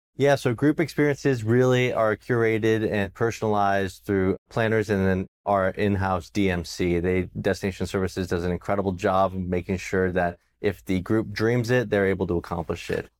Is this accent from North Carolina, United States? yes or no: no; Los Angeles area, California, United States; Growing up here as a local